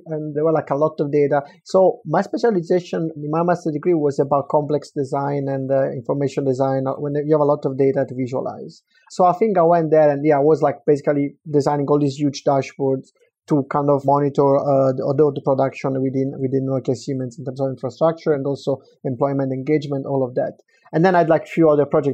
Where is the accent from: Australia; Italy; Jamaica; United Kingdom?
Italy; Southern Italy; moved away; growing up in Italy, especially south of Italy